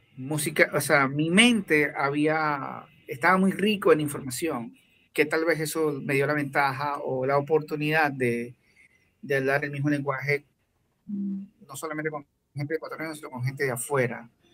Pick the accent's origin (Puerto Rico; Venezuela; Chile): Venezuela; now in Ecuador; cuando era chiquito, cuando escuchaba salsa en Venezuela